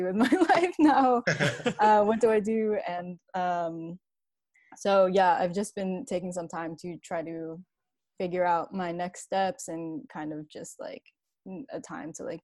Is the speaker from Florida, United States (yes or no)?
no; New Jersey, United States; moved away as an adult; also born or lived in Brooklyn, New York; I was born in Brooklyn in New York, but then I mostly grew up in New Jersey. That's where I went to like middle school and high school and everything.